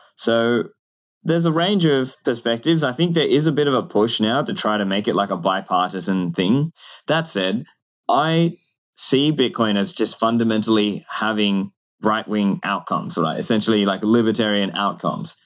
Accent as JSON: {"language": "English", "country": "Australia", "tie": "born or raised there", "said": "I grew up in Australia"}